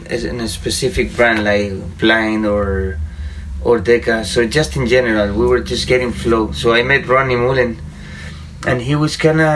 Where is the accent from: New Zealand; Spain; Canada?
Spain; Madrid, Community of Madrid; moved away as an adult; now in Denver, United States; some neighbors from my hometown, you know, back in Madrid in Spain